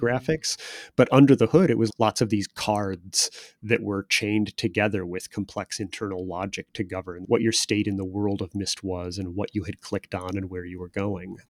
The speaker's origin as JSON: {"language": "English", "town": "Chicago", "region": "Illinois", "country": "United States", "tie": "born or raised there", "said": "I'm a solidly Midwestern guy. I grew up in the Chicago area, the Chicago suburbs"}